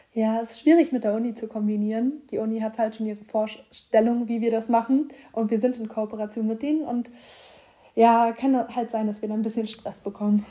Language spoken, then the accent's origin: German; Rostock, Mecklenburg-Vorpommern, Germany; now in Hamburg, Germany; ich komme ja aus Rostock